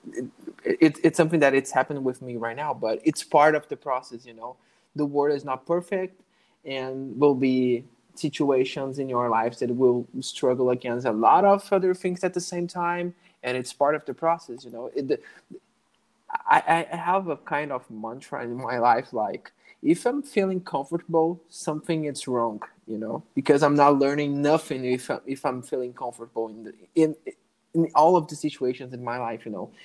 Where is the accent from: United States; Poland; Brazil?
Brazil; first language Portuguese; English is a second language; my my mother language you know portuguese but with the with time i i understood that you know the, the necessity to learn a foreign language to to be able to live out of brazil